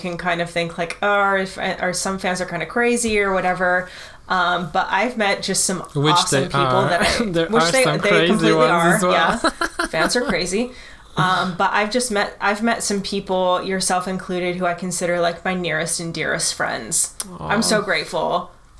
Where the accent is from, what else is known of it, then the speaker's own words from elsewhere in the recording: United States; I'm American